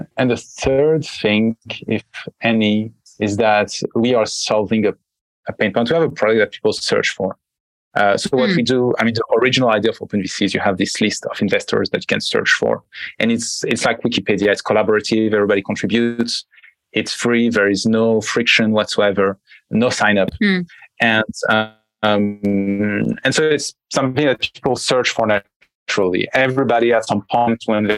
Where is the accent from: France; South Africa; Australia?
France; accent: French; English is a second language; also born or lived in United States; I'm French, as you can probably hear from my accent.